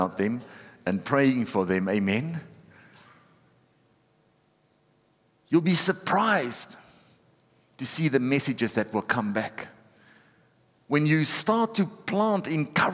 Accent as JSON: {"language": "English", "country": "South Africa", "said": "I'm a South African"}